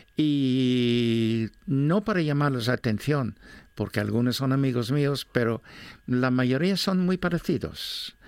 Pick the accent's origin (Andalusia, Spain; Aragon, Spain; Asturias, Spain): Asturias, Spain; Gijón; yo soy de Gijón